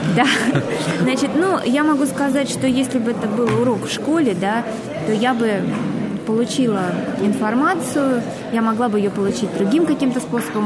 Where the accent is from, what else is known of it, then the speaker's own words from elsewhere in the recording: Volgograd, Volgograd Oblast, Russia; я Собственно, из Волгограда, и я, э, мой дед там воевал